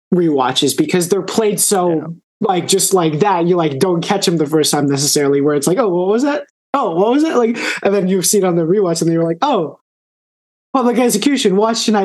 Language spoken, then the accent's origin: English; Austin, Texas, United States; I'm from Austin, so I'm gonna